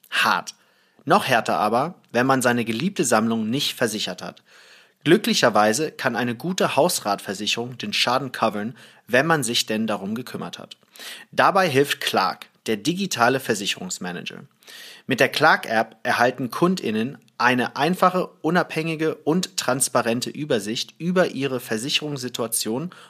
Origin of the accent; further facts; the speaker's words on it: Thailand; Naja, ich bin ja in, äh, im Ausland aufgewachsen, in Thailand